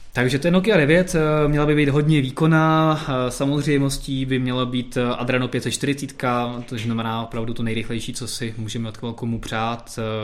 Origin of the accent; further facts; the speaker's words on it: Czechia; jsme Češi